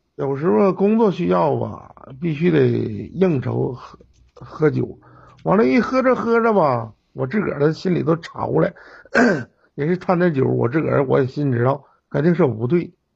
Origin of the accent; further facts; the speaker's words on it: Jinzhou, Liaoning, China; 我从小是在锦州长大的啊，在劳保小学哎后边的那个劳保小学，辽宁安一纪念馆，劳保小学那儿